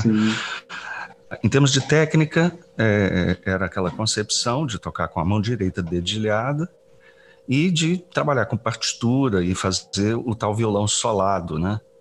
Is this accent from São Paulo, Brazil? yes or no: no; Belo Horizonte, Minas Gerais, Brazil; moved away; also born or lived in Goiás; ainda morando em Belo Horizonte, onde eu me criei